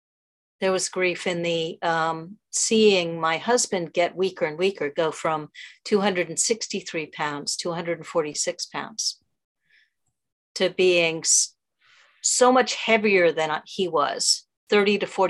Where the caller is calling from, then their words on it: New York City, New York, United States; From New York City, actually.